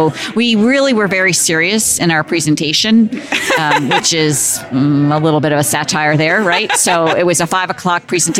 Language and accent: English; Philadelphia, Pennsylvania, United States; I'm from Philadelphia.